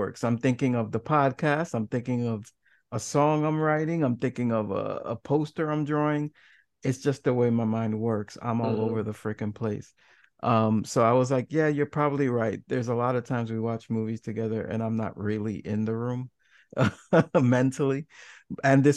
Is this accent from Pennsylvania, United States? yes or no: no; New York City, New York, United States; I grew up in New York City